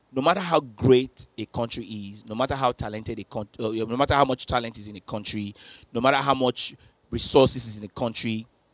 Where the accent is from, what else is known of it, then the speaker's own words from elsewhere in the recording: Nigeria; As a Nigerian sister, designing it.